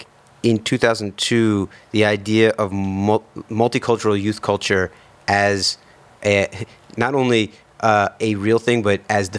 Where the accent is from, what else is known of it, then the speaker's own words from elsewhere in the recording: New York City, New York, United States; I grew up in Lower Manhattan.